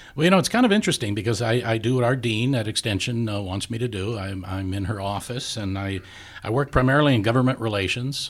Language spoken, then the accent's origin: English; Saint Paul, Minnesota, United States; also born or lived in Mississippi; I grew up a lot in Saint Paul